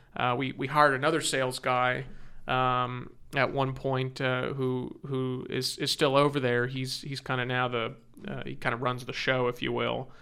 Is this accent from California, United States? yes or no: yes; Orange County, California, United States; I'm born and raised in Orange County. That's, that's where I grew up